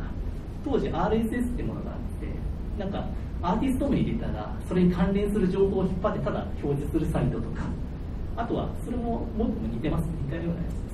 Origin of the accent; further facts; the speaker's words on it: Hiroshima, Japan; 1978年生まれで、広島で生まれて、高校まではずっと文系だったんで